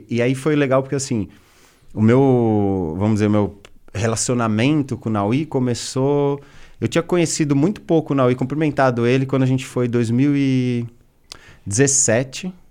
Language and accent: Portuguese; Brazil; Assim, a gente é brasileiro, já...